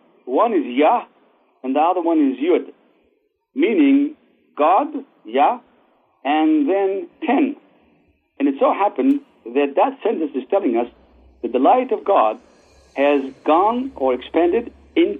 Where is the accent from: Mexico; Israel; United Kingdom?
Israel; moved away as an adult; also born or lived in Baghdad, Iraq; now in United States; I was born in Baghdad to the Jews of Babylonia that was exiled by King Nebuchadnezzar 2,500 years ago. My parents and all the Jews of Baghdad moved to Israel in 1951. So I grew up in Israel